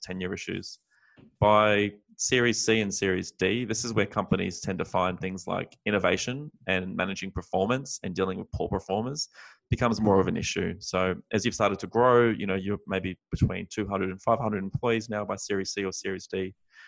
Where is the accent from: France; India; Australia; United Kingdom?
Australia; moved away as an adult; now in San Francisco, United States; as an Australian expat now based in the US